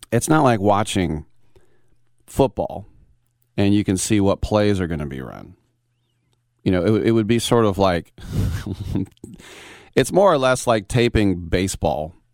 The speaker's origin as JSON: {"language": "English", "country": "United States", "said": "I'm I'm come from America, where we had, you know, if you took off your top, you were burned as a witch. It's a little bit different here."}